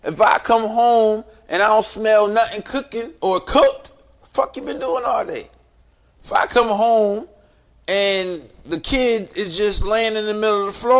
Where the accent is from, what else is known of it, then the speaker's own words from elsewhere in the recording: Cleveland, Ohio, United States; I'm from Cleveland, Ohio